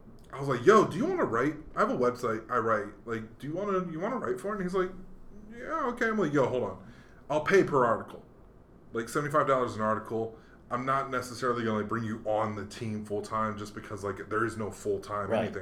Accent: Hawaii, United States; moved away; I grew up in Hawaii mostly

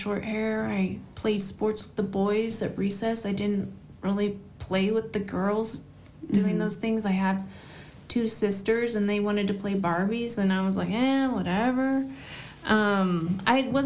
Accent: Angwin, California, United States; also born or lived in Irvine; I was born and raised in Angwin.

